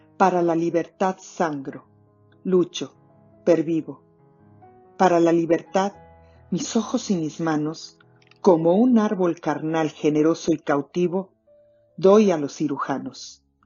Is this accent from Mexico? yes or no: yes; Mexico; now in Toronto, Canada; Soy mexicana y me escuchan desde Toronto, en Canadá